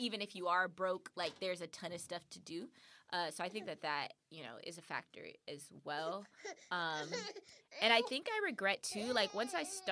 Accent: California, United States; I'm from California

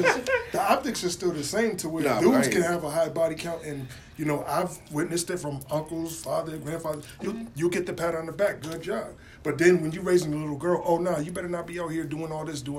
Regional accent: Bridgeport, Connecticut, United States; I'm from this city, Bridgeport. I'm from Bridgeport. Ooh. Bridgeport's a small town. Everybody practically knows something about somebody else.

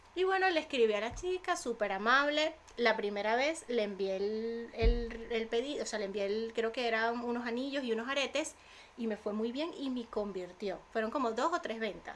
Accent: Venezuela; now in Spain; yo con influencers vengo desde Venezuela

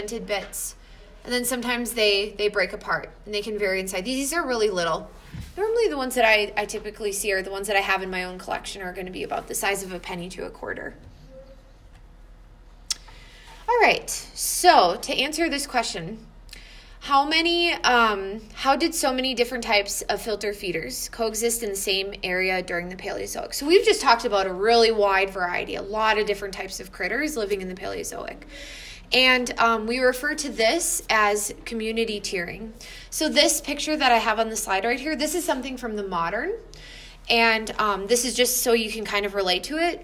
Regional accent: Wisconsin, United States; where I grew up in Wisconsin, in the limestones.

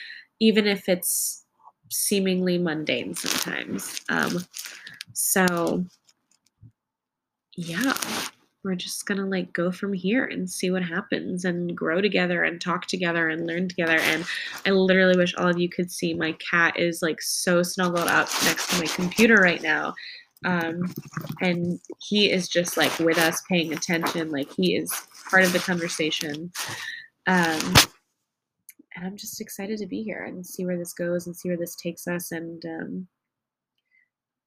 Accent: New England, United States; now in New York City, United States; I grew up in New England in a family, an immediate family of 4.

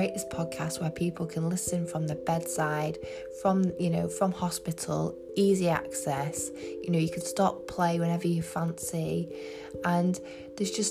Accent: England, United Kingdom; I'm from England.

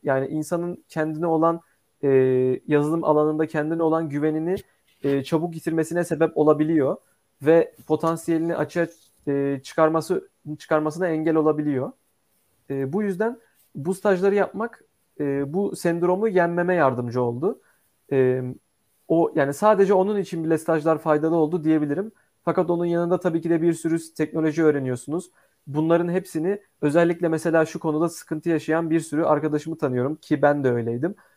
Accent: Istanbul, Turkey; also born or lived in Ankara; İstanbul'da e, doğup büyüdüm.

